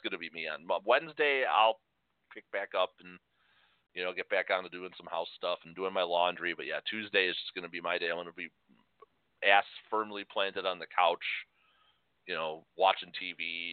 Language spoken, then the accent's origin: English; Chicago, Illinois, United States; growing up in Chicago, it was no big deal going up in the Hancock or in the Sears Tower.